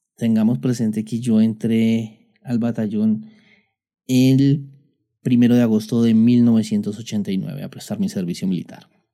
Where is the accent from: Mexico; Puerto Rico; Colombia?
Colombia; aquí en mi país Colombia, teníamos el tema de que nosotros prestábamos servicio militar los jóvenes que terminamos el bachillerato